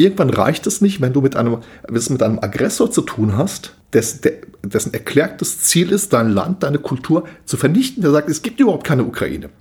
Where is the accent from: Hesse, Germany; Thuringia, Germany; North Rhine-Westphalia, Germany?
Hesse, Germany; ich bin ja auch aus Hessen